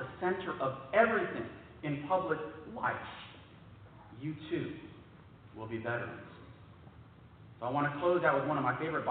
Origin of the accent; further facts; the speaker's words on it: San Antonio, Texas, United States; my hometown sites